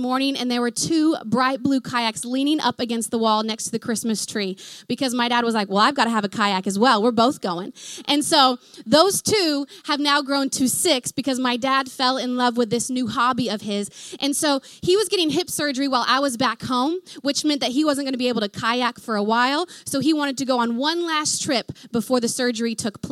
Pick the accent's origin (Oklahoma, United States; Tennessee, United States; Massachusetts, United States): Oklahoma, United States; moved away as an adult; hence the accent, I'm from Oklahoma